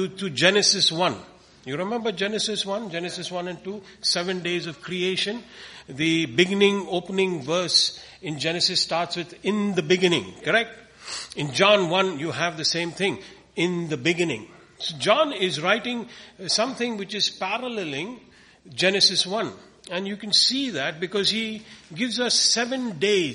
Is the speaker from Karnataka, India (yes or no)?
no; Coimbatore, Tamil Nadu, India; we come from India, a place called Coimbatore, which is in southern India